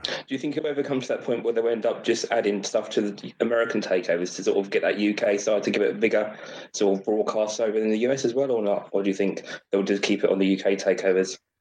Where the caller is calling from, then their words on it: Cambridge, East of England, United Kingdom; I'm calling from Cambridge, England